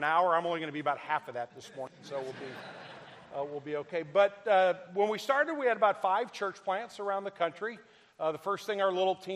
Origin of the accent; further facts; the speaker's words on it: Midwest, United States; I'm from the Midwest, so we're just as stubborn as y'all.